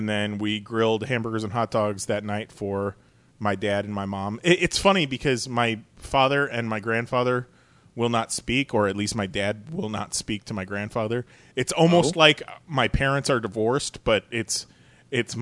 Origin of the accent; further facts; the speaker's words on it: Chicago, Illinois, United States; We're from Chicago.